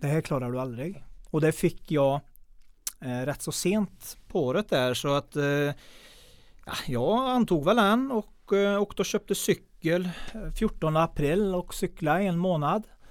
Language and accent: Swedish; Mellerud, Västra Götaland, Sweden; Jag är uppväxt i Mellerud